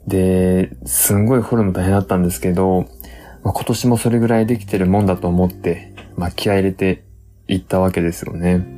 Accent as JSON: {"language": "Japanese", "region": "Tottori", "country": "Japan", "tie": "born or raised there", "said": "僕鳥取出身なんで、まあ田舎出身じゃないですか"}